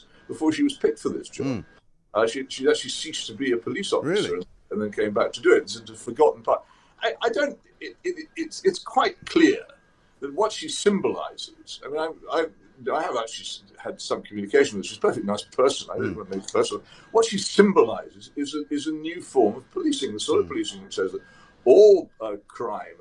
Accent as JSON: {"language": "English", "town": "Oxford", "region": "South East England", "country": "United Kingdom", "tie": "born or raised there", "said": "my hometown of Oxford"}